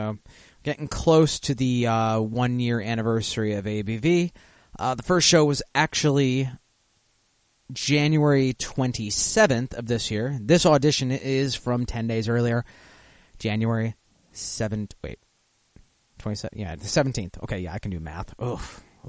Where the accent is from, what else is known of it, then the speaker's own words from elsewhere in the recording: Michigan, United States; I grew up in Michigan, so once we turned 19, we'd hop the border over into Windsor